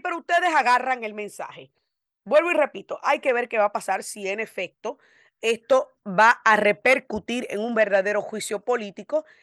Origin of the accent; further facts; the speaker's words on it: United States; como ciudadana americana de nacimiento